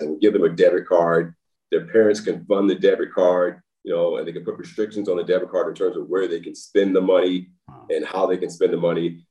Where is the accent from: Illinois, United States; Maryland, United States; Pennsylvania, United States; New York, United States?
Maryland, United States; Baltimore; moved away as an adult; also born or lived in Nashville, Tennessee / Los Angeles, California; now in Texas, United States; I know where I'm from when I grew up in Baltimore